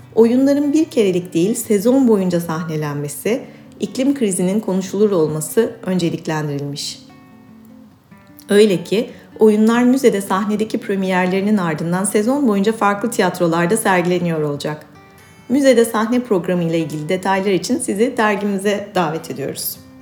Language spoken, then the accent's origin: Turkish; İzmir, Turkey; now in Istanbul, Turkey; İstanbul'da yaşayan ağaç, çiçek, hayvan, güneş, deniz meraklısı bir kedi ve iki çocuk annesi bir İzmirliyim